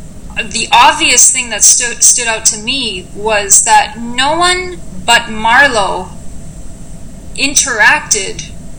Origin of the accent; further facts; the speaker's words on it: Canada; We are Canadian, and we love our sweaters.